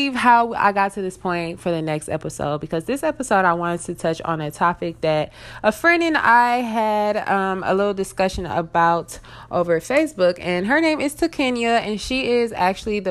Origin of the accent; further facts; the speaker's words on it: Detroit, Michigan, United States; also born or lived in Southfield, Michigan / Tennessee; I am from Detroit, Michigan. I live right outside of Detroit